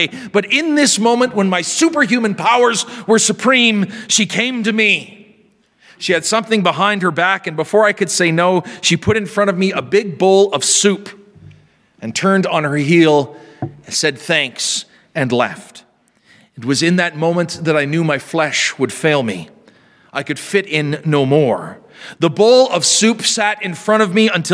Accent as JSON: {"language": "English", "area": "near the Sakimay Indian Reserve", "region": "Saskatchewan", "country": "Canada", "tie": "born or raised there", "said": "we were invited out to the Sacamay Indian Reserve near my hometown"}